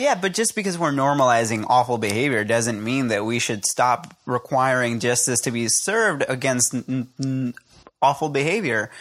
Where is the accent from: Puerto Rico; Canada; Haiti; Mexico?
Puerto Rico